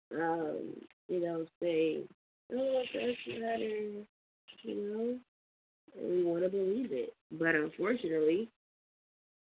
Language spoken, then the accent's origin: English; United States